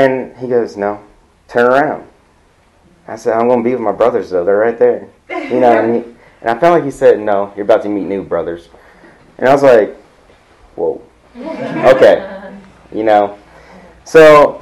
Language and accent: English; California, United States; moved away; I come from California